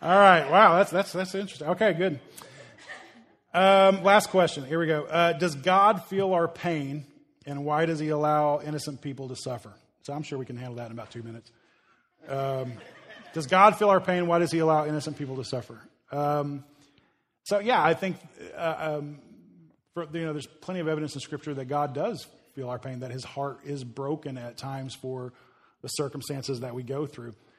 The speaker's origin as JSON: {"language": "English", "country": "United States", "said": "we as American Christians"}